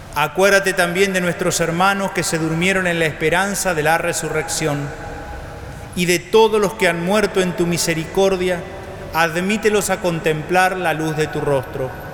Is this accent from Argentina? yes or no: yes; Argentina; como argentinos